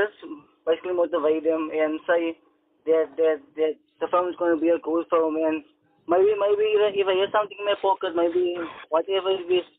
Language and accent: English; Port Elizabeth, Eastern Cape, South Africa; I'm a filmmaker from Clensford, Port Elizabeth.